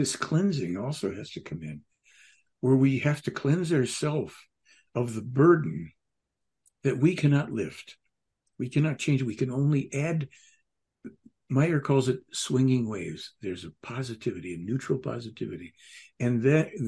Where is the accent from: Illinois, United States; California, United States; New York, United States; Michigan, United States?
Illinois, United States; Chicago; moved away; I grew up in Chicago